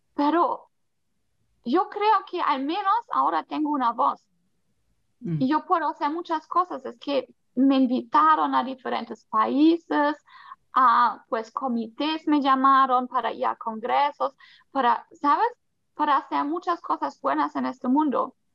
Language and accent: Spanish; Germany; Spanish is a second language; moved away as an adult; also born or lived in Colombia; ahora en Alemania, pues yo nací acá, pero nunca me sentí muy alemana